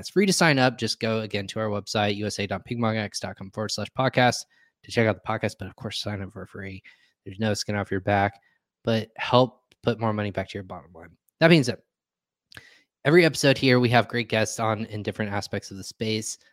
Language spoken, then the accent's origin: English; Indiana, United States; also born or lived in Virginia / North Carolina; I'm from Indiana. When I moved out to Virginia, North Carolina